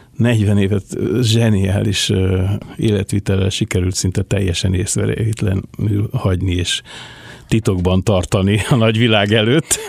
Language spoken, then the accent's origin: Hungarian; Budapest, Hungary; also born or lived in Buda / Rákospalota / Angyalföld; én ott születtem